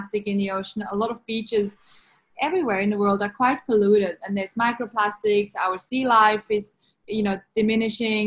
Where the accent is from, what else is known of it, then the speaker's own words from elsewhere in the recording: Switzerland; English is a second language; moved away as an adult; now in Sydney, Australia; growing up in Switzerland, I didn't have ocean.